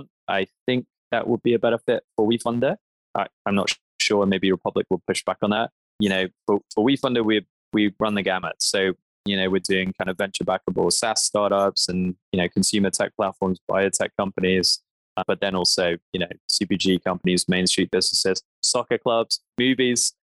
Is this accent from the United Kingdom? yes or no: yes; London, United Kingdom; I grew up in London